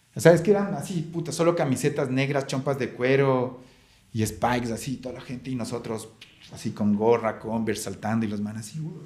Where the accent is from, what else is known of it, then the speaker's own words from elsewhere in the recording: Ecuador; nosotros como ecuatorianos